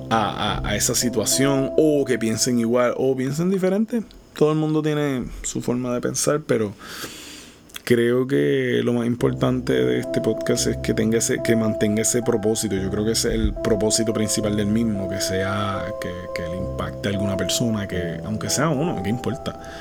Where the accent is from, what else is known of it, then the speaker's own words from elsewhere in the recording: Puerto Rico; Soy de Puerto Rico